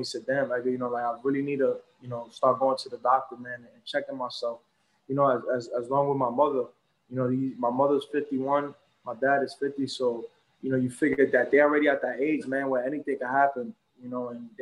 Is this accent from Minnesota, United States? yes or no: no; New York, United States; also born or lived in Brooklyn; I'm Puerto Rican and I'm from New York